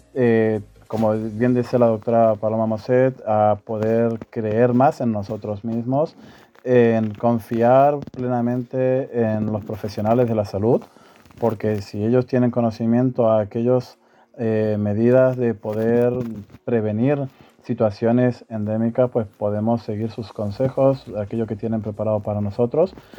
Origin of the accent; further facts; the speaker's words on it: Argentina; now in Spain; Soy natural de Argentina y llevo residiendo en España desde hace 29 años